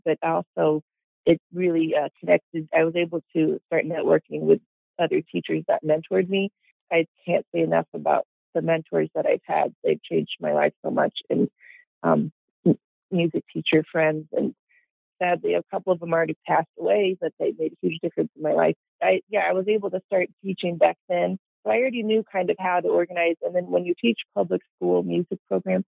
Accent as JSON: {"language": "English", "town": "Alton", "region": "Illinois", "country": "United States", "tie": "born or raised there", "said": "growing up in Alton"}